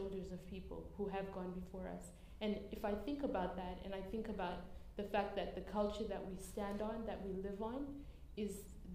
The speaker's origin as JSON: {"language": "English", "country": "Zimbabwe", "tie": "born or raised there", "moved": "yes", "lives_now": "Australia", "said": "I was born in Zimbabwe"}